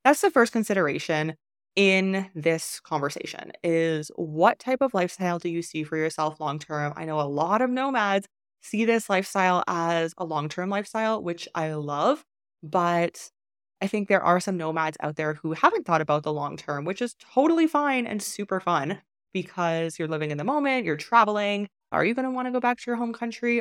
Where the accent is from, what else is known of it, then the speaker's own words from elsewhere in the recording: Canada; moved away as an adult; I was born in Canada